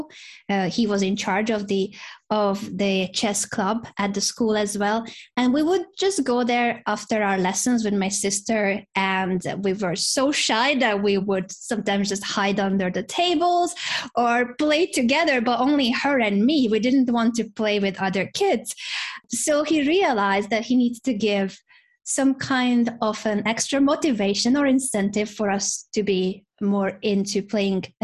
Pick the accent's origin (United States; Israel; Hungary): Hungary; I grew up in Hungary